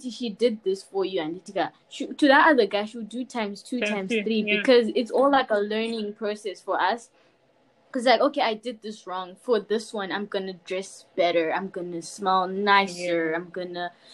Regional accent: Zimbabwe; Zim people, we know how to take a punch

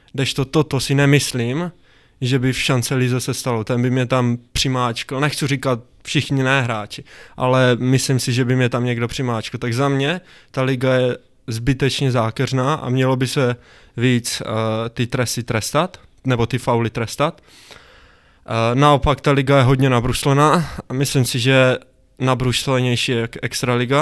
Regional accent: Zlín, Zlín Region, Czechia; also born or lived in Fryšták; jsem ze Zlína, nebo ve, Friš, ve Frištáku bydlím, což je kousek od Zlína

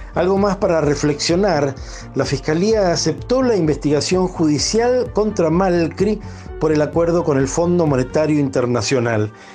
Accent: Argentina; millones de argentinos

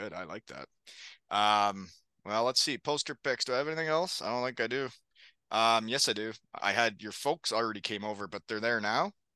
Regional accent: Elmira, Ontario, Canada; my hometown in Elmira

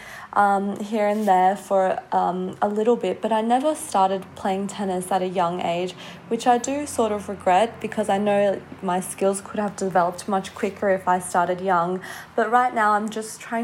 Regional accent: Australia; I grew up in Australia

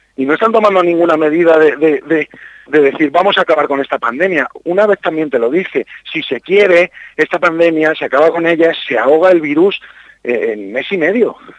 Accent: Campo de Criptana, Castilla-La Mancha, Spain; also born or lived in Berlin; now in Madrid, Spain; yo soy del campo de Cristana, me siento muy orgulloso de mi pueblo

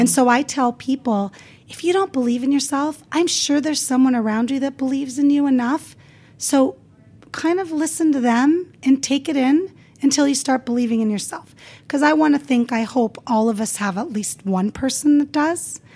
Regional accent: Las Vegas, Nevada, United States; English is a second language; also born or lived in California; growing up in Las Vegas

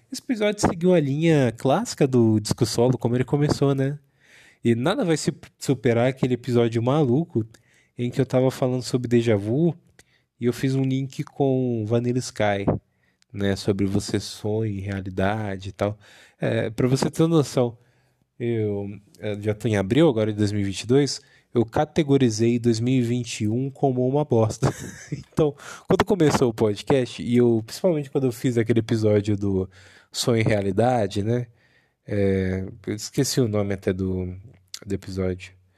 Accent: countryside near Bauru, São Paulo, Brazil; moved away as an adult; now in Santo André, Brazil; fui criado também no interior, né? Numa cidade próxima a Bauru

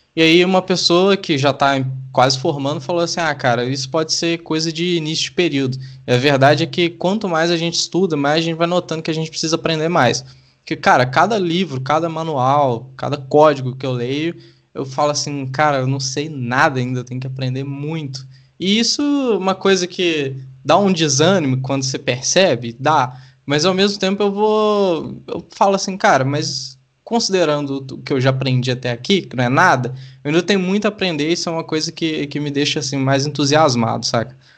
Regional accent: Sete Lagoas, Minas Gerais, Brazil; eu cresci em Sete Lagoas

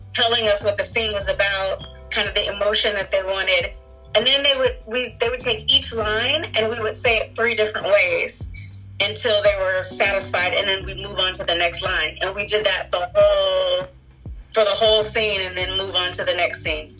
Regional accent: Los Angeles, California, United States; I'm actually an actress who's actually from Los Angeles

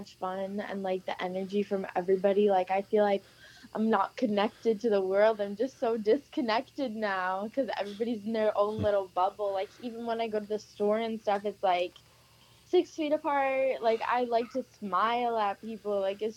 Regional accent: Miami, Florida, United States; I grew up in Miami

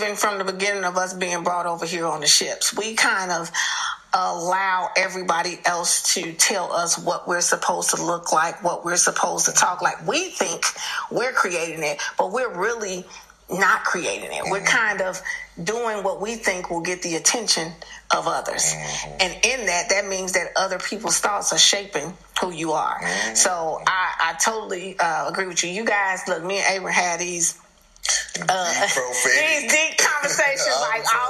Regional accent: Chicago, Illinois, United States; moved away; also born or lived in the South; I'm from Chicago, so it is taking so much for me to say Aaron. Where I'm from, we say Aaron.

